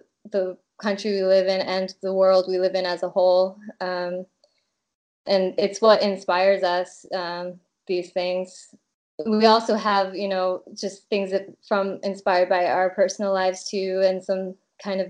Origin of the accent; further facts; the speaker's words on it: Massachusetts, United States; moved away as an adult; now in Prague, Czech Republic; I grew up in Massachusetts and lived most of my life in Massachusetts.